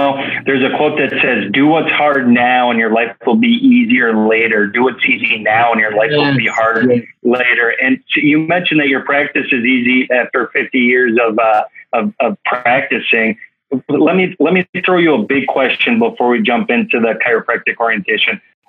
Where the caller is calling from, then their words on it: Woodbury, Minnesota, United States; And I'm coming from Woodbury, Minnesota, and it's -50 out today.